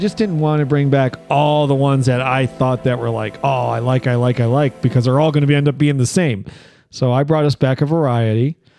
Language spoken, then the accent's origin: English; Medina County, Ohio, United States; moved away; this is from a brewery in the county that I grew up in Ohio, and it's, well, I can tell you the name. It doesn't matter. It's called Medina Brewing Company